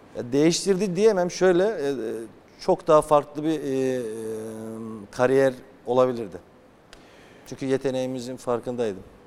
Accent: Trabzon, Turkey; bizim köy Çifte Köprü Köyü.

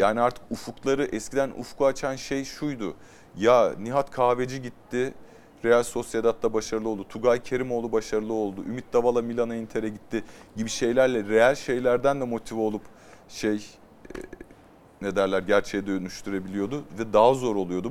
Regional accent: Turkey; bir Türk olarak

